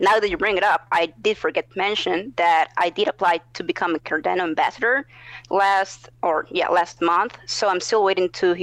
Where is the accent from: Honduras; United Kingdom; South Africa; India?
Honduras; now in United States; I'm from Honduras. I currently live in the U.S.